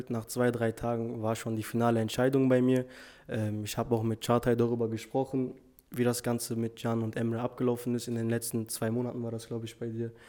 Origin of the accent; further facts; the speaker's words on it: Duisburg, North Rhine-Westphalia, Germany; ich bin auch 20 Jahre alt, ich komme aus Duisburg.